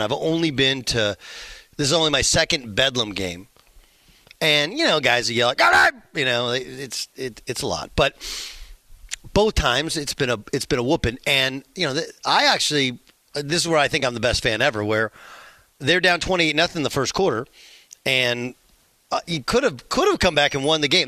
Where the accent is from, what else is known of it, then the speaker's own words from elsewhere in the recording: Orange County, Southern California, United States; moved away; also born or lived in Oklahoma; I grew up in Southern California. Jason and I grew up in Orange County, which is the county south of Los Angeles County.